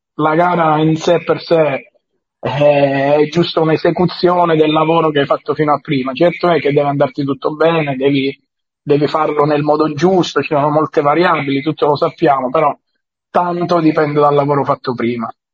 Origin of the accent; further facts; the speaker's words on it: Calabria, Italy; sono calabrese